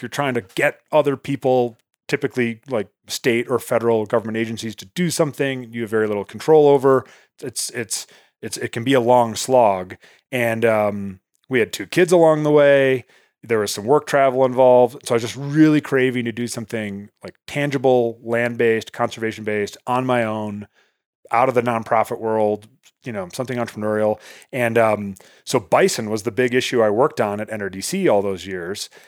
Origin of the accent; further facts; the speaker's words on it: outside Chicago, Illinois, United States; moved away as an adult; now in Montana, United States; I was born and raised outside Chicago